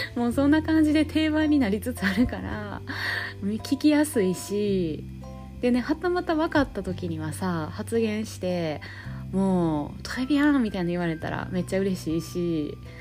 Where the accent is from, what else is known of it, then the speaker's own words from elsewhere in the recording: Kansai, Japan; accent: Kansai dialect; ちょっと関西弁出ちゃったわ